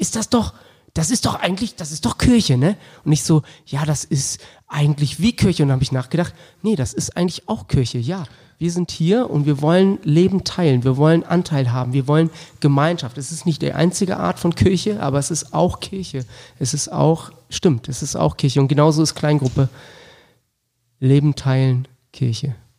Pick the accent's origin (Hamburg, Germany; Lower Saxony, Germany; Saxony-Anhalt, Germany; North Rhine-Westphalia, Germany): Lower Saxony, Germany; Wolfsburg; Ich bin in Wolfsburg groß geworden